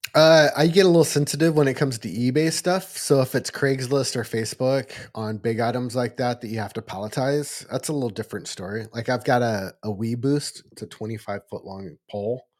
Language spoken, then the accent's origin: English; Eureka, California, United States; actually in my hometown